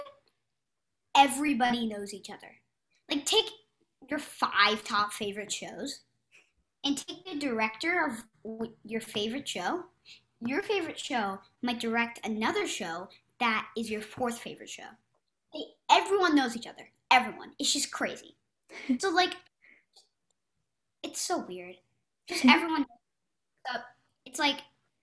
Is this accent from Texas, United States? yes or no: no; Philadelphia, Pennsylvania, United States; now in California, United States; I'm in California right now, but I'm actually from Philadelphia.